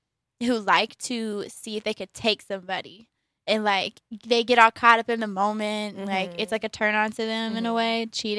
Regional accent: Columbus, Georgia, United States; Also, because we're from Columbus, Georgia, and there's Pride Week happening in Opelika

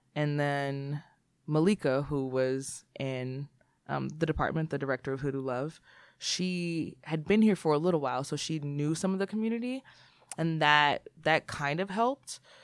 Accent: Texas, United States; moved away as an adult; now in Seattle, United States; I am from Texas. I grew up with a single mother household

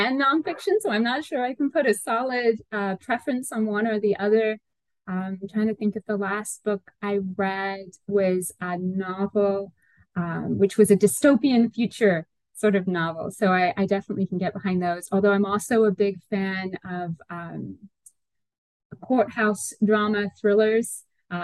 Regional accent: Northern England, United Kingdom; now in United States; So my hometown is a little town in northern England. It's about 25 miles out from Manchester.

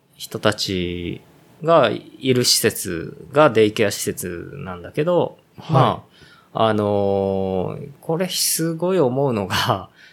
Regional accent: Ōguchi, Aichi, Japan; 僕の実家のこの、大口

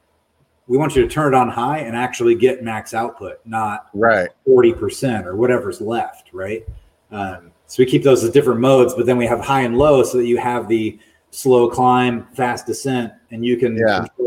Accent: Raleigh, North Carolina, United States; moved away; I grew up in Raleigh, North Carolina, in the Piedmont of the state

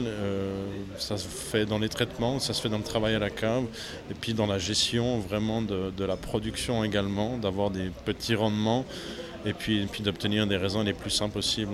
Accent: Swiss Jura, Switzerland; moved away as an adult; also born or lived in Vaud; now in Valais, Switzerland; Je ne suis pas d'ici, je suis jurassien euh, euh, du Jura suisse

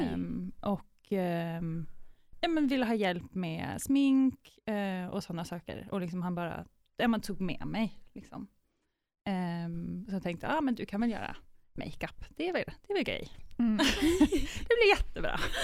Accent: Sweden; moved away as an adult; now in Amsterdam, Netherlands; jag är svensk, så jag låter lite, kanske lite annorlunda

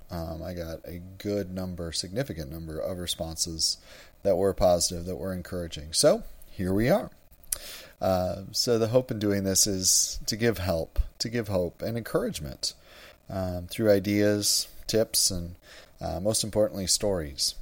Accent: Wisconsin, United States; moved away as an adult; also born or lived in Nebraska; now in Houston, United States; I grew up in Wisconsin

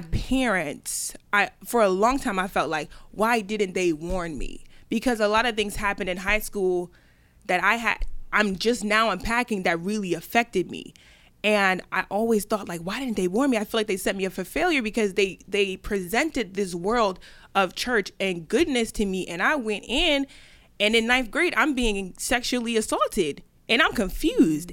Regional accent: Delaware, United States; moved away as an adult; also born or lived in New York; I grew up in Delaware

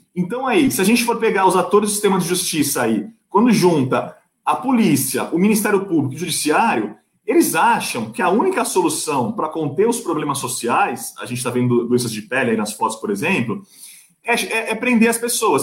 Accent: Santos, São Paulo, Brazil; eu sou de Santos

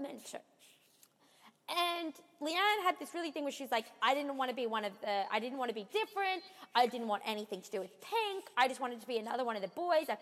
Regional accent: Australia; accent: Australian; now in Toronto, Canada

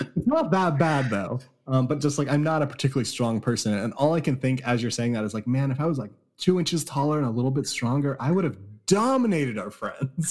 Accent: California, United States; I grew up in California

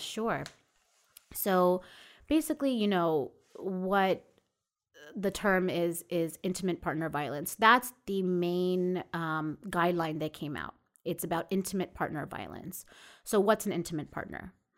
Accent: Jericho, New York, United States; also born or lived in Coney Island, Brooklyn; I actually grew up in Long Island. Um, I was born in Coney Island

